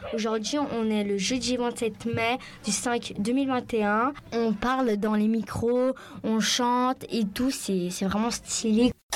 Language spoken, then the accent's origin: French; Syria; moved away; j'ai 11 ans, je viens de Syrie